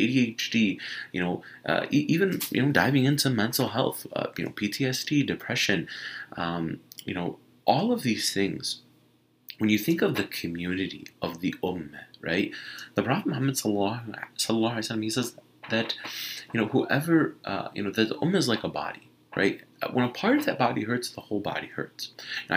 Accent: Michigan, United States; I'm from Michigan.

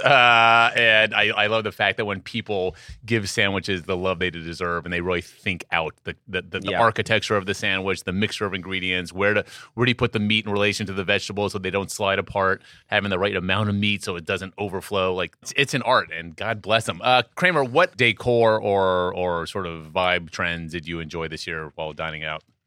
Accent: Washington, District of Columbia, United States; moved away; Washington D.C. That's correct. My hometown

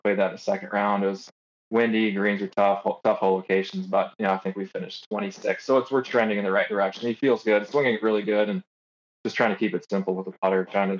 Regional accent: Midwest, United States; I grew up in the Midwest.

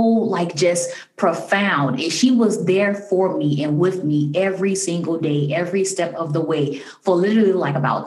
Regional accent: Chicago, Illinois, United States; now in DMV area, United States; a friend that I grew up with in Chicago. We lived on the same block. We were young kids together in, you know, grade school

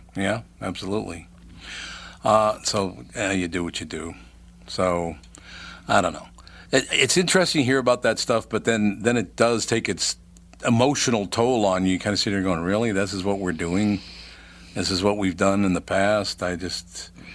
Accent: Minnesota, United States; moved away as an adult; I was born in Minnesota, raised in Minnesota, came back to Minnesota after I had left to do some business elsewhere.

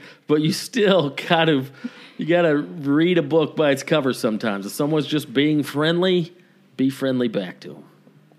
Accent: North Georgia Mountains, United States; moved away as an adult; now in Los Angeles, United States; I grew up in the North Georgia Mountains.

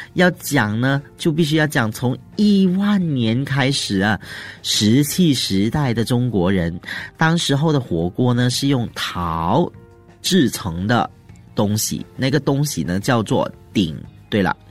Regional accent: Malaysia; 我们马来西亚人哦，很喜欢吃辣的

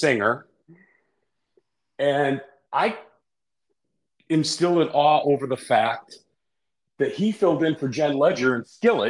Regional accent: Rhinelander, Wisconsin, United States; now in Indiana, United States; I'm from Wisconsin. I took a wrong turn, ended up in Indiana

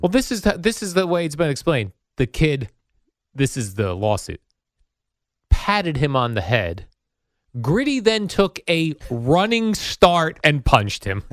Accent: Jersey City, New Jersey, United States; I was born in Jersey City, so we're both, uh, city guys

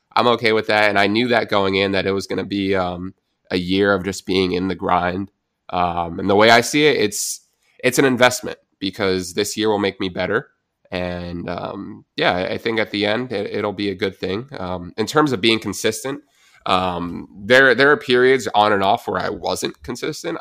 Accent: New Jersey, United States; I'm from New Jersey, I'm a Giants fan

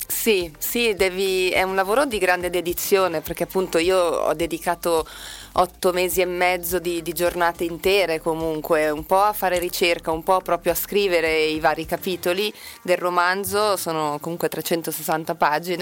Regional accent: Milan, Lombardy, Italy; accent: Milanese; also born or lived in Brazil; ho, un accento milanese

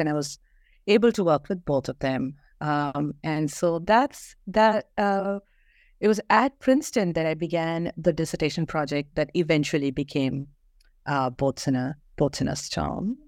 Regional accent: Kerala, India; moved away as an adult; also born or lived in Bangalore; I grew up in Kerala, um, went to school there, um, and moved, um, to Bangalore, um, for my undergrad degree

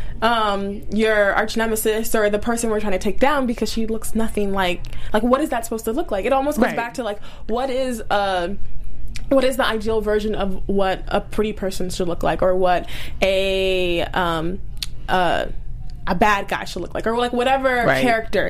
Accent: Maryland, United States; moved away; I'm originally from Maryland

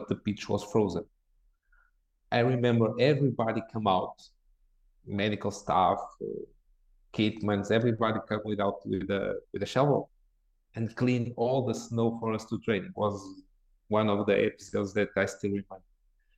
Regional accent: Porto, Norte, Portugal; English is a second language; moved away as an adult; also born or lived in England; now in Porto, Portugal; I grew up here in Porto in a club in the fourth division in my town

